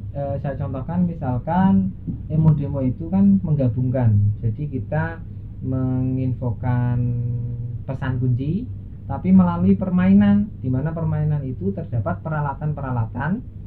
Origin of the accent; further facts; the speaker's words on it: Banyuwangi, East Java, Indonesia; also born or lived in Malang; asal saya dari Banyuwangi